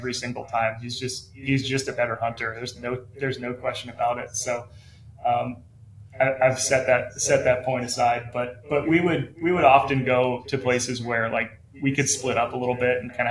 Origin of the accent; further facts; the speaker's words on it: Missoula, Montana, United States; So I'm from Missoula. That's where I live, Missoula, Montana. Born and raised my whole life